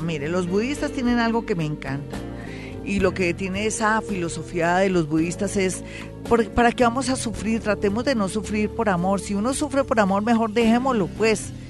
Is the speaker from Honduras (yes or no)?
no; Colombia; somos nosotros los colombianos